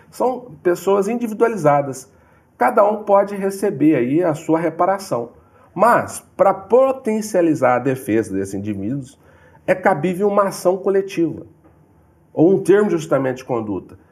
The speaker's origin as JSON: {"language": "Portuguese", "region": "São Paulo", "country": "Brazil", "also_born_or_lived": "Minas Gerais", "moved": "yes", "said": "Sou de São Paulo, tive uma vida muito difícil, família humilde, família pobre"}